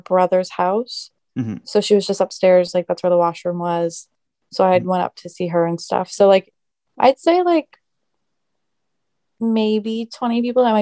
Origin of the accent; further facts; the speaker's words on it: Yarmouth, Nova Scotia, Canada; I grew up here in Yarmouth, and I actually went to school with Zack since elementary school